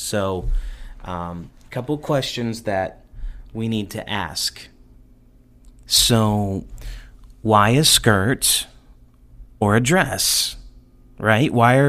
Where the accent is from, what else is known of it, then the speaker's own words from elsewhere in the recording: the North, United States; I grew up in the North, so I didn't hear that a lot.